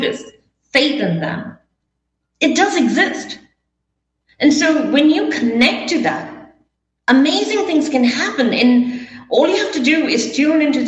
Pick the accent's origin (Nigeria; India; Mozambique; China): India; moved away as an adult; also born or lived in Las Vegas / New York; I was brought up in India